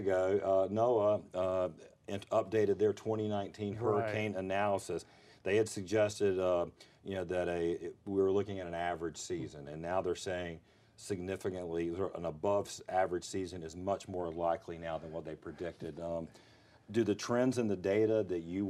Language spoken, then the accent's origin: English; Fayetteville, North Carolina, United States; I grew up here in North Carolina